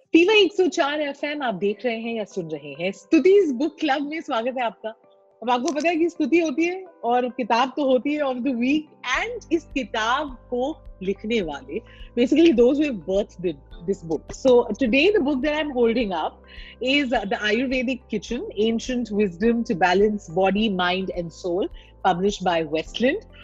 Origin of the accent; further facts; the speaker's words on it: India; हम हिंदुस्तान में पैदा हुए हैं